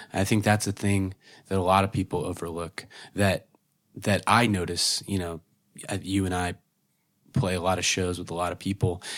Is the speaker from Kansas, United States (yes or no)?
no; Oklahoma, United States; growing up in Oklahoma, you know, very conservative place